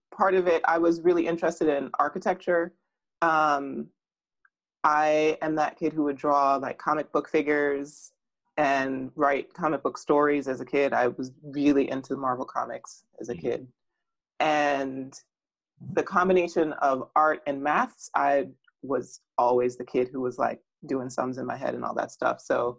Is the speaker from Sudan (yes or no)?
no; Jamaica; born there; Partly because, I mean, as I said, I was born in Jamaica.